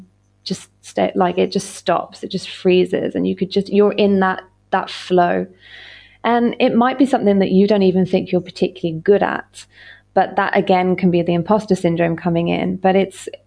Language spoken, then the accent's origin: English; United Kingdom; I'm British as well